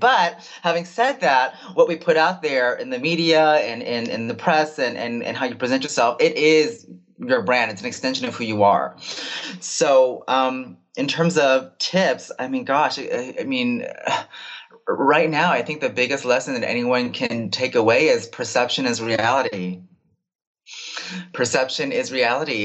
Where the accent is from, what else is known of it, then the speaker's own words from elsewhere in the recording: Bay Area, California, United States; am born and raised in the Bay Area